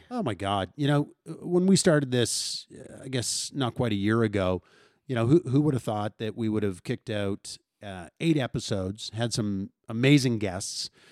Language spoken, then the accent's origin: English; St. Albert, Alberta, Canada; growing up in Saint Albert